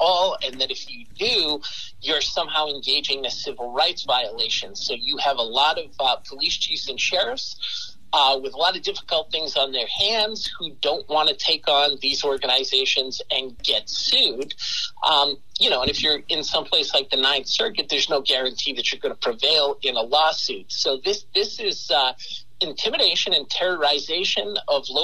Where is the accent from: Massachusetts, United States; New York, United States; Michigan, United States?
Massachusetts, United States; I grew up in Massachusetts